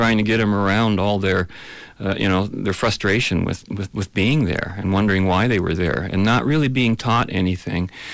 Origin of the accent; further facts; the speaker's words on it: London, Ontario, Canada; also born or lived in Germany; Not born here, no. But pretty much almost might as well have been.